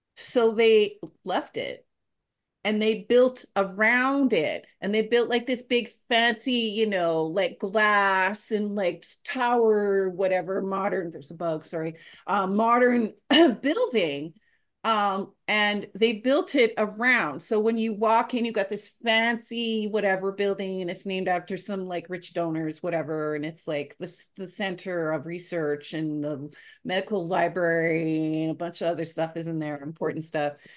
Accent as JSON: {"language": "English", "country": "Canada", "said": "as a Canadian"}